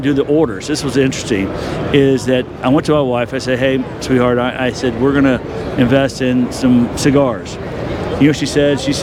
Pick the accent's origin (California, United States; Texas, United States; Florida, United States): Texas, United States; I'm from Texas. We went to the same camp together at Lakey in Texas